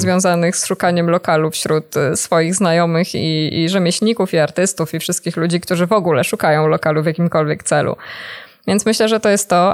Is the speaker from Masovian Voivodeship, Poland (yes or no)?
yes; Warsaw, Masovian Voivodeship, Poland; ja jestem na przykład z Warszawy